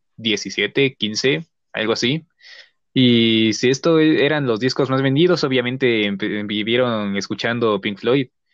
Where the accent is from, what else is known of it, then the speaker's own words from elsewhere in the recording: Mexico; somos de México